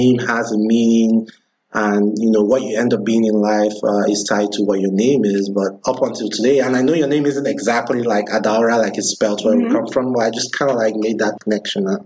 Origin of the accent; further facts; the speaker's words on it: Nigeria; moved away; also born or lived in Ibadan, Nigeria; I'm from Africa, right? I'm from Nigeria.